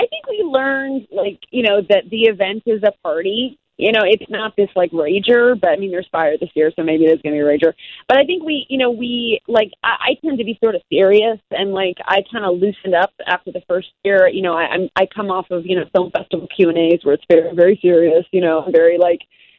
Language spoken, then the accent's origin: English; Midwest, United States; now in Chicago, United States; I'm a Midwesterner.